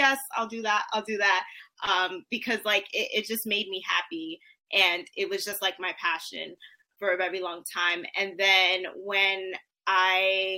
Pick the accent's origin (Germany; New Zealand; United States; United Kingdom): United States; New York City, New York; I was born and raised in the Bronx, boogie down.